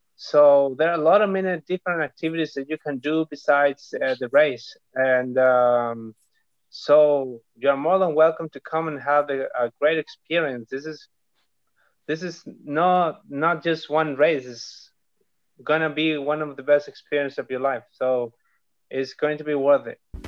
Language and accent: English; Nueva Toltén, Araucanía, Chile; I am from Nueva Tolten, which is in the south of Chile